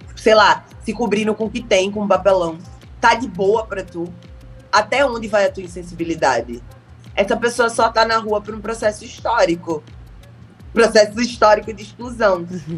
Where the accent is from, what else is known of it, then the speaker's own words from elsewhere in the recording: Pernambuco, Brazil; accent: Pernambuco; moved away as an adult; now in Rio de Janeiro, Brazil; sou pernambucana